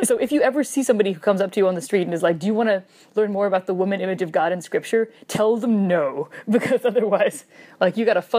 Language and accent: English; Wisconsin, United States; moved away